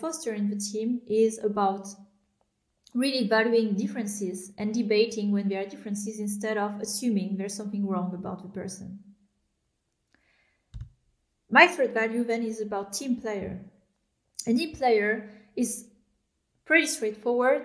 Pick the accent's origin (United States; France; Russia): France; I was born in France, but I am, my parents are immigrants from Vietnam. They moved in the 80s, and I grew up in France